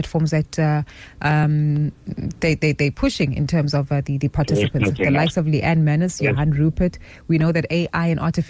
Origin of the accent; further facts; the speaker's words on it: South Africa; as South African consumers